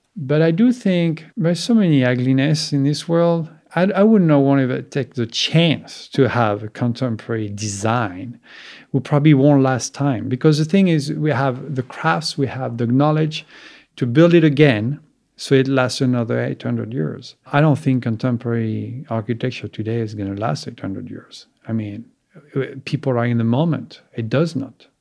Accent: Soissons, Hauts-de-France, France; moved away; also born or lived in Champagne / Pietrasanta, Italy; I was born in, uh, east of Paris, in a town, Soissons. I mean, not many people know about it. My family comes from Champagne

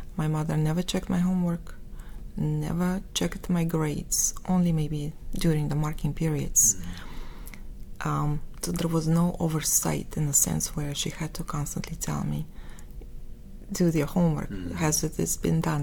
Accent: Moscow, Russia; accent: Russian; English is a second language; moved away as an adult; now in United States; I was born in Moscow

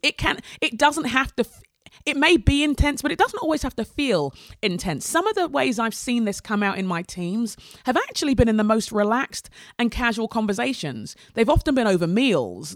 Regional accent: England, United Kingdom; We're an immigrant family growing up in England, Nigerian family growing up in England in the eighties

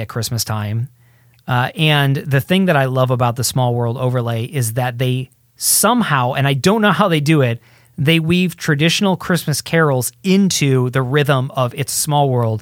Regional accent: Midwest, United States; moved away; I grew up in the Midwest

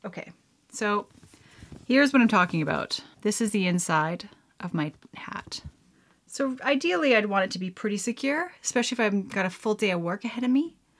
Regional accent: Canada

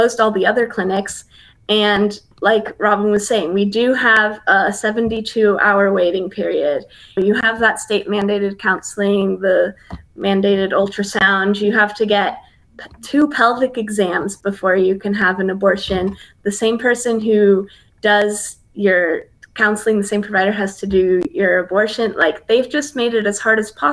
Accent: Bay Area, California, United States; moved away as an adult; also born or lived in Tuscaloosa, Alabama; I grew up in the Bay Area of California, which is a liberal bubble

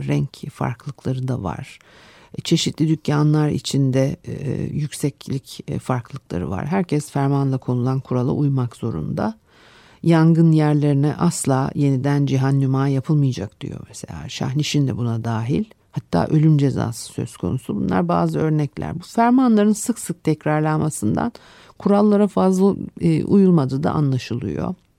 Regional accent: Istanbul, Turkey; benim çocukluğumda da Arnavutköy'de işte Etiler'de e, çıkmaz sokaklarla e, e, dolu bir mahallede

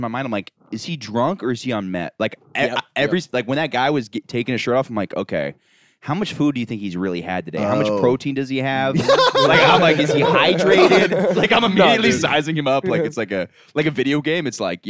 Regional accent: Florida, United States; I grew up in Florida

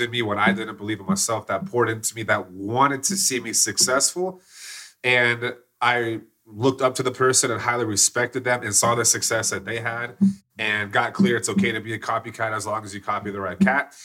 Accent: Plano, Texas, United States; I grew up in Plano, Texas

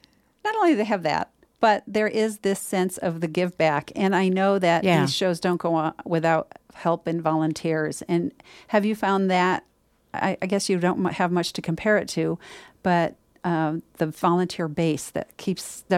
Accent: New York, United States; moved away; I'm from New York.

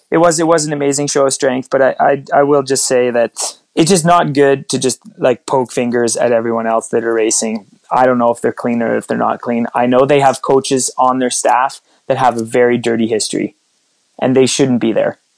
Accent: Canada; Geez, 1980. I'm Canadian.

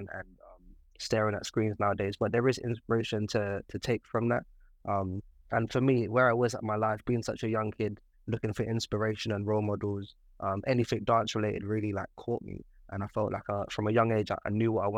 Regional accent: London, United Kingdom; born and raised in South London

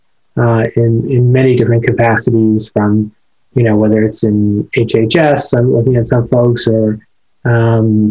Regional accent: Carbon County, Pennsylvania, United States; born and raised in my hometown

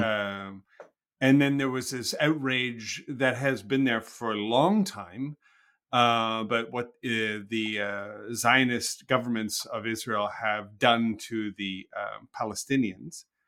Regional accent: Canada; I'm a Canadian.

